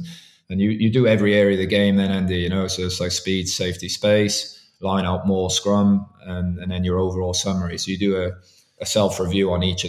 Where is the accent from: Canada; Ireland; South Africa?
Ireland; as Irish officials, we do the English French games for neutrality purposes.